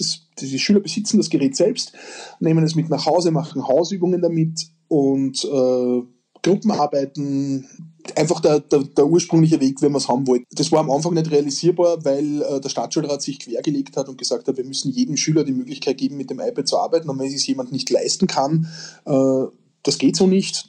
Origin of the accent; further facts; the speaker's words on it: Austria; bei uns in Österreich